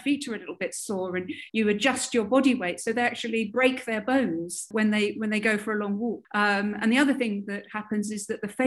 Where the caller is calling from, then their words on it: Newcastle upon Tyne, North East England, United Kingdom; I'm coming in from Newcastle on Tyne in the UK.